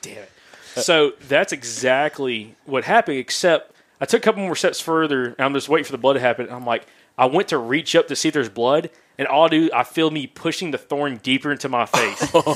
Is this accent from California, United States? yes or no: no; Alabama, United States; we're from the deep south, from Alabama